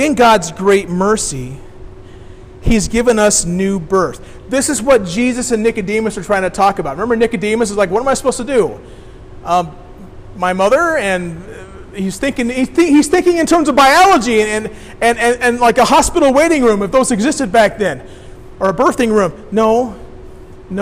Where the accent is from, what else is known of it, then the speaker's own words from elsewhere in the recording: Decatur, Illinois, United States; I grew up downstate. I grew up in Decatur.